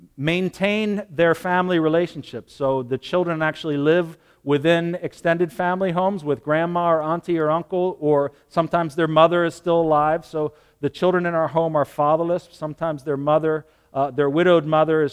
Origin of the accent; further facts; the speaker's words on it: United States; American Christians